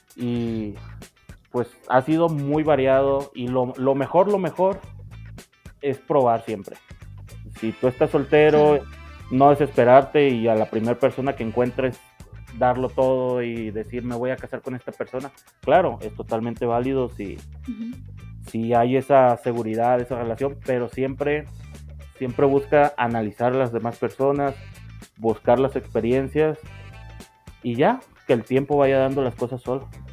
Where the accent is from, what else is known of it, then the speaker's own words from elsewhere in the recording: Sinaloa, Mexico; moved away as an adult; now in Mexico City, Mexico; nacido en el norte de México y actualmente viviendo lo que es en el centro, en la capital